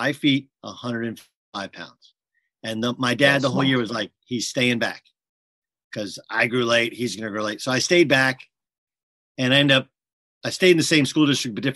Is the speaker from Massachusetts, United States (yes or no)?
no; Milwaukee, Wisconsin, United States; I was born in Milwaukee